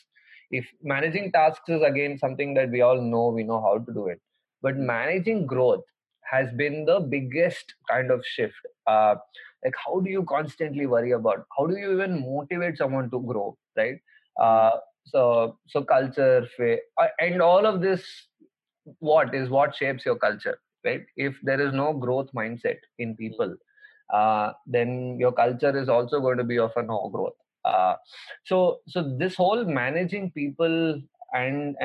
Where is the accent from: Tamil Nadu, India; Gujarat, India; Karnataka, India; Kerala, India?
Karnataka, India; Kolar; moved away; in my hometown in Kolar